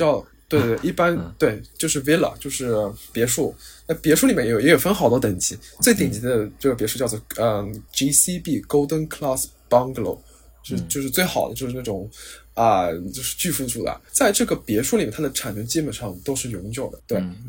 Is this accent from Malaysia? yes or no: no; China; first language Chinese; moved away as an adult; now in Singapore; 我们的优势其实是 native Chinese